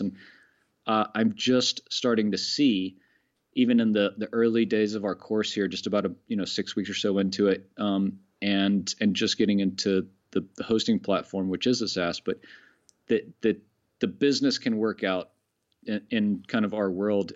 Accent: Florida, United States; moved away as an adult; now in Annecy, France; I'm from Florida originally

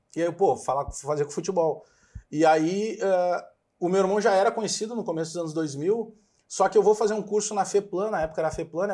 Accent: Porto Alegre, Rio Grande do Sul, Brazil; also born or lived in Bagé; Restinga, me criei na Restinga

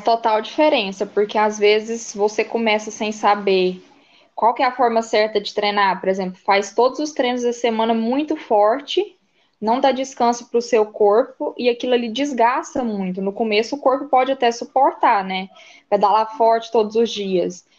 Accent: Catalão, Goiás, Brazil; Eu sou de Catalão, Goiás, Goiânia, aqui perto da divisa de Minas.

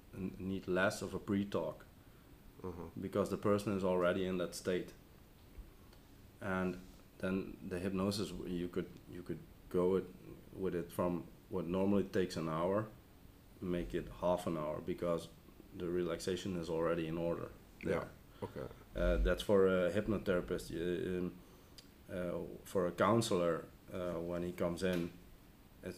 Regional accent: Bergeijk, North Brabant, Netherlands; I'm from Bergijk.

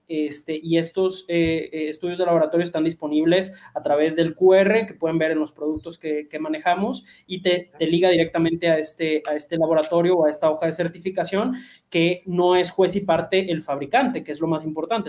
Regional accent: Mexico; nosotros como, mexicanos eh, ingestamos mucho picante

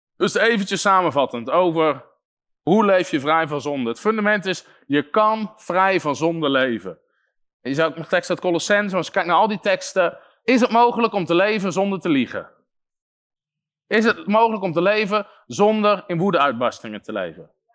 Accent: Netherlands

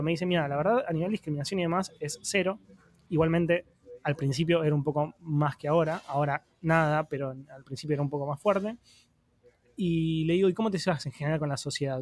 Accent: Argentina; como argentino

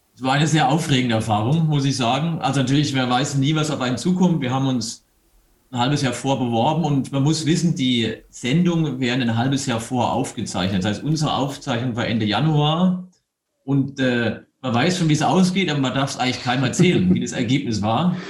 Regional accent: Eberbach, Baden-Württemberg, Germany; moved away as an adult; also born or lived in Mannheim / Munich; now in Bavaria, Germany; Aus der Nähe von Heidelberg, aus Eberbach bin ich.

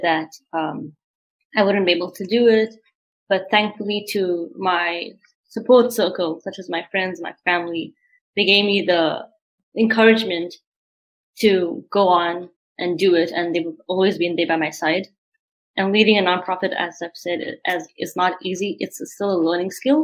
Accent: Montreal, Quebec, Canada; also born or lived in South Africa; I'm a proud Canadian from Montreal, Quebec. However, I was born in South Africa

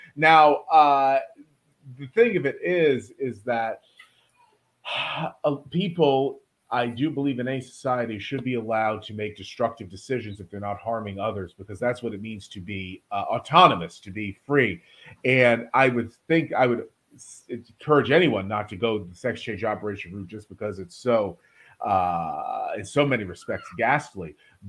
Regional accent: Louisiana, United States; I'm from Louisiana, so I know racism when I see it. I grew up surrounded by it

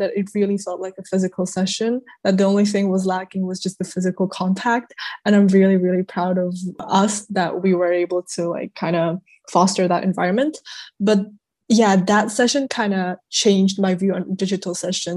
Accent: Prague, Czechia; I come from Prague, Czech Republic

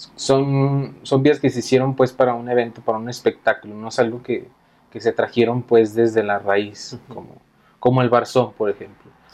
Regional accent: Aguascalientes, Mexico; Si somos de Aguascalientes

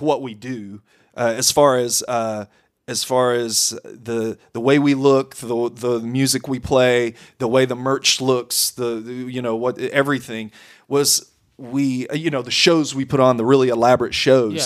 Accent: Corsicana, Texas, United States; I grew up in Corsicana

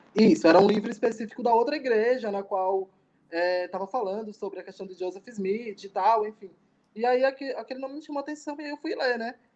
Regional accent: Aracaju, Sergipe, Brazil; sou de Aracaju, Sergipe.

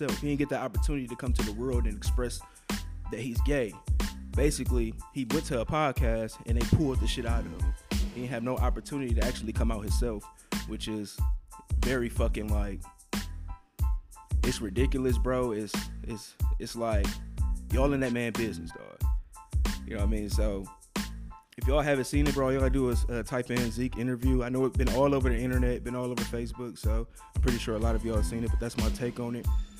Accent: Wisconsin, United States; now in Texas, United States; I'm from Wisconsin

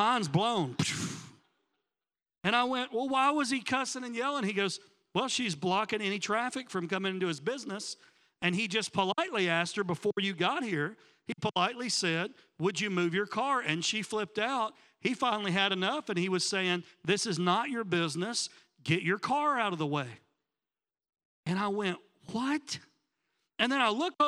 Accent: Tennessee, United States; now in Miami, United States; I was back home. I'm from Tennessee

